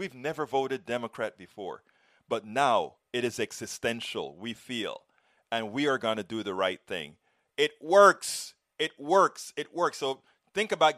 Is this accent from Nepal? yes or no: no; Panama; moved away; we grew up together back in Panama